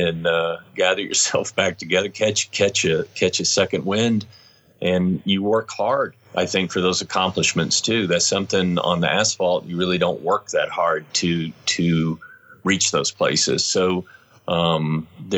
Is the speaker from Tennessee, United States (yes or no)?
yes; Tennessee, United States; now in Salt Lake City, United States; I grew up on Hadakas and little Hondas and you know, but in Tennessee, you know, not in Utah